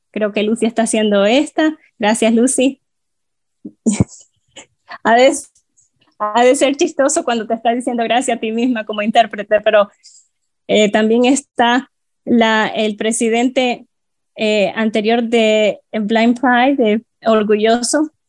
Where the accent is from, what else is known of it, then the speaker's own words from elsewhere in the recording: Honduras; now in Miami, United States; originalmente soy de Honduras, soy ciudadano orgulloso, de hecho, he estado aquí viviendo por los últimos 18 años en Miami